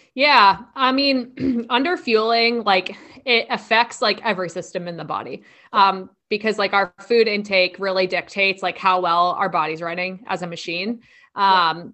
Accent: like New York area, New Jersey, United States; I'm from the New Jersey, like New York area

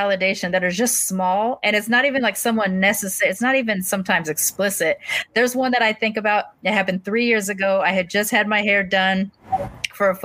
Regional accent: United States; accent: AAVE; first language African American Vernacular English

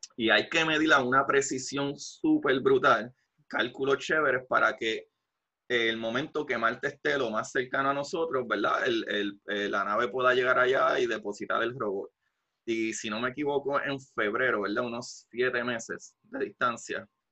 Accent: Puerto Rico; yo como puertorriqueño

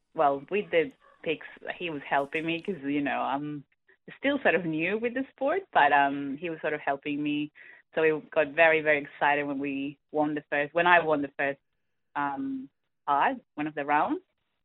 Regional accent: Peru; moved away as an adult; now in Australia; I'm originally from Peru

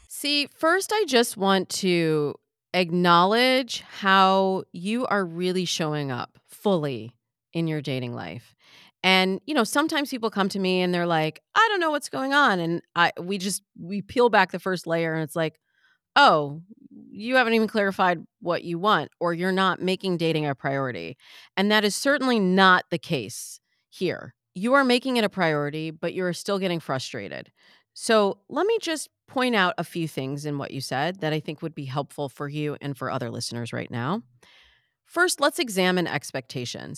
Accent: Michigan, United States; I'm from the Midwest. we had corn in Michigan.

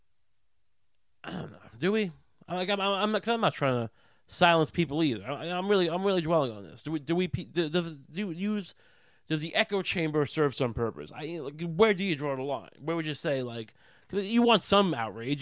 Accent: Long Island, New York, United States; I grew up on Long Island

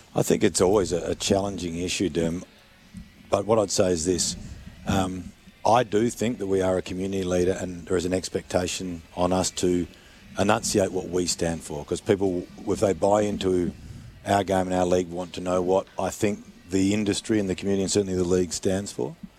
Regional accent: South Australia, Australia; I'm South Australian.

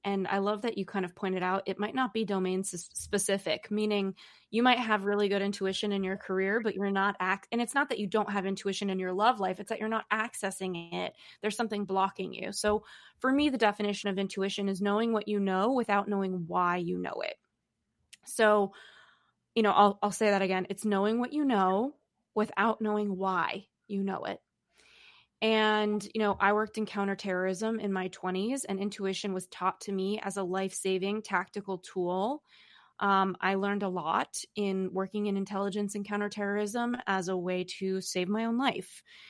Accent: Los Angeles, California, United States; now in New York City, United States; I grew up in Los Angeles and now I live in New York City.

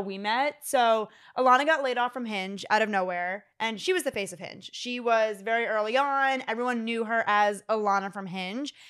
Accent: Philadelphia, Pennsylvania, United States; now in Fort Lauderdale, United States; I'm twenty-eight years old. I am from Philadelphia. I currently live in Fort Lauderdale, Florida

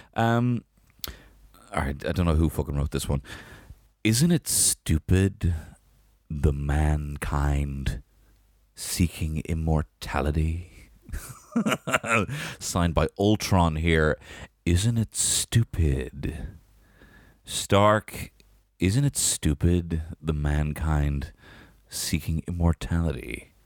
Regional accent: Ireland; I'm Irish

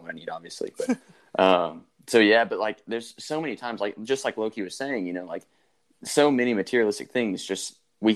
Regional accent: Georgia, United States; I'm from Georgia

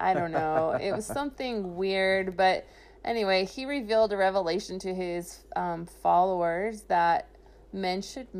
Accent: Salt Lake City, Utah, United States; I'm from Salt Lake.

